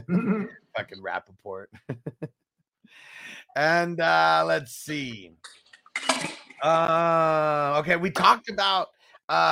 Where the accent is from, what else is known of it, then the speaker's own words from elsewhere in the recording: Southern California, United States; I'm from Southern California